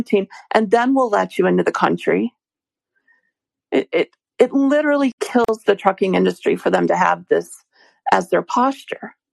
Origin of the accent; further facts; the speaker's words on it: United States; I'm an American